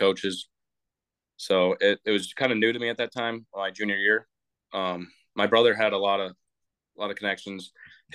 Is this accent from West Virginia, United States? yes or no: no; Huntley, Illinois, United States; also born or lived in Algonquin, Illinois; Just a guy from Illinois. I'm from Huntley